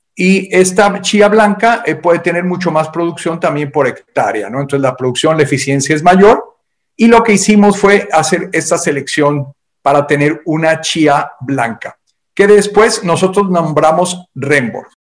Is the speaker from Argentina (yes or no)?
no; Mexico; por lo menos en México, de donde yo soy originario, cuando éramos pequeños